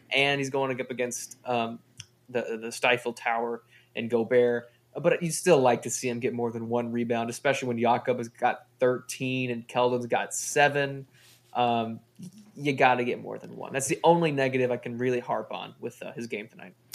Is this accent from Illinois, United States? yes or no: no; Texas, United States; We are from Texas